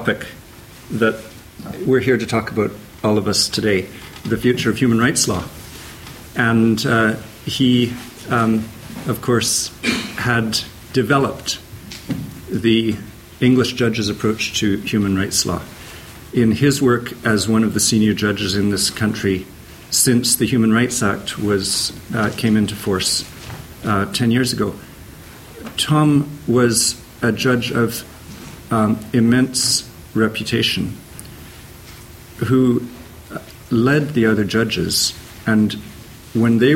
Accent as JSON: {"language": "English", "country": "Canada", "moved": "as an adult", "lives_now": "Oxford, United Kingdom", "said": "I'm Canadian"}